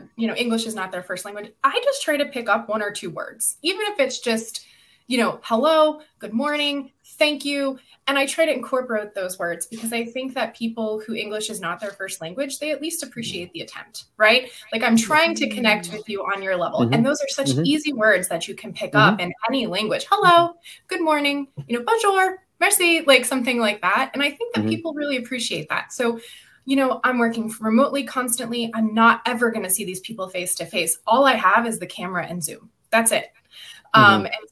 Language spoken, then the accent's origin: English; Midwest, United States; I was raised in the Midwest